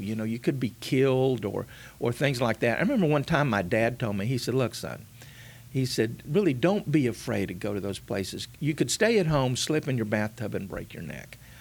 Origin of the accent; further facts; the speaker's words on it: Mission, Texas, United States; I was born in South Texas, a little town called Mission, just a few miles north of the Rio Grande.